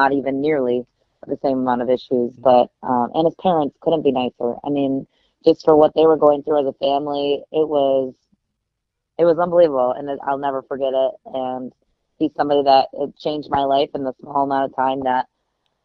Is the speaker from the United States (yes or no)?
yes; Grand Rapids, Michigan, United States; in Grand Rapids, Michigan, where I grew up